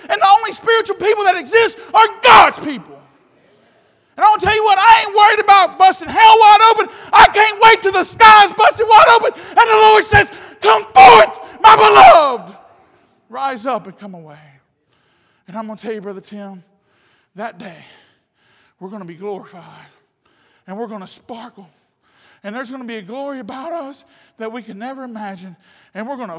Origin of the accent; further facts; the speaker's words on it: Louisiana, United States; I'm from Louisiana